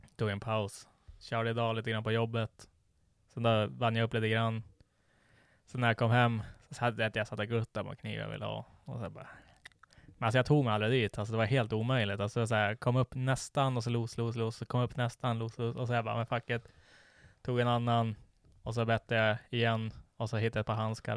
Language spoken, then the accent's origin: Swedish; Sweden; vi är svenskar